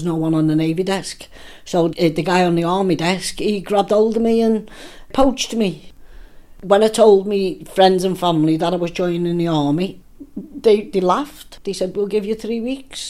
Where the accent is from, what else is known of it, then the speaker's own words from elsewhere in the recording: Liverpool, North West England, United Kingdom; moved away as an adult; now in Lancaster, United Kingdom; I'm originally born and bred in Liverpool, and I moved to Lancaster 2 years ago